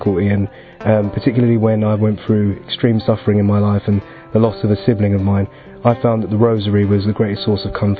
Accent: London, United Kingdom; I'm from Chaddle Heath, which is a part of East London.

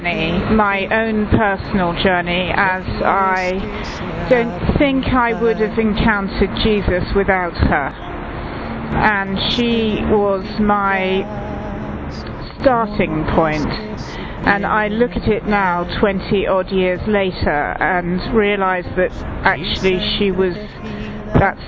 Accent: England, United Kingdom; I'm from England

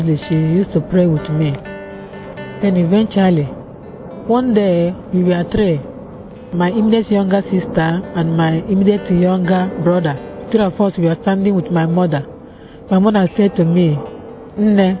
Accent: Nigeria; now in London, United Kingdom; I was born in Nigeria

